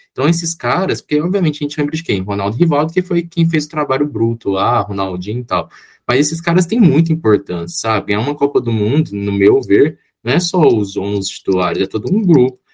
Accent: Brazil; como bom brasileiro

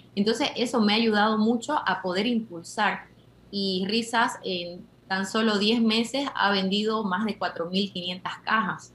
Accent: Argentina; now in Bolivia; yo soy argentina, pero vivo en Bolivia hace más de 20 años

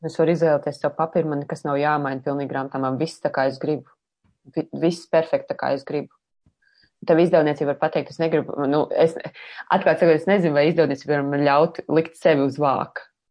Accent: Sigulda, Latvia; piedzimu, jā, Siguldā

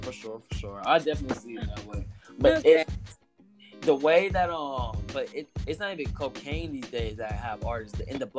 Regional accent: Texas, United States; also born or lived in Tyler, Texas

